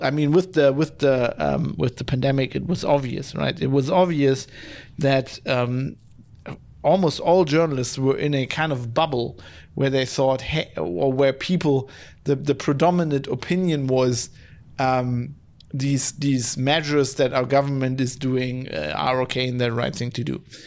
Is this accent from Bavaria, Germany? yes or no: no; Duisburg, North Rhine-Westphalia, Germany; my hometown. Ah, of Duisburg